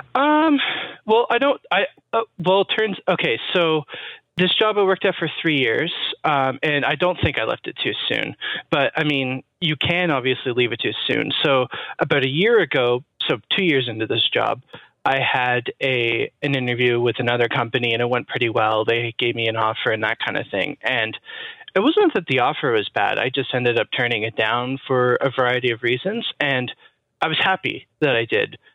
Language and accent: English; Toronto, Ontario, Canada; I'm actually from Toronto